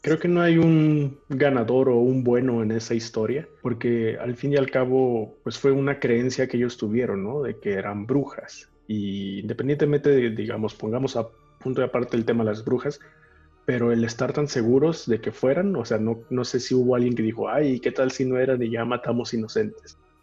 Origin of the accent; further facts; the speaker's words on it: Mexico; nosotros como mexicanos